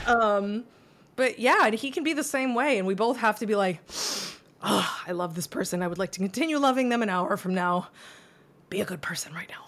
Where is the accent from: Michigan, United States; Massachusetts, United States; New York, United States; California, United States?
Massachusetts, United States; moved away as an adult; now in Florida, United States; I'm from Massachusetts that's very cold